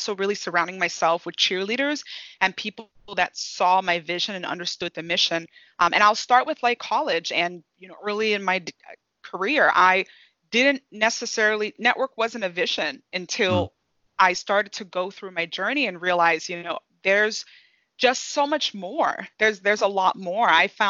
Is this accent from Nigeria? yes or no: yes; Nigeria; moved away; So give you some information about my background. I'm originally from Nigeria. So I immigrated to this country and grew up in a home where hard work was taught.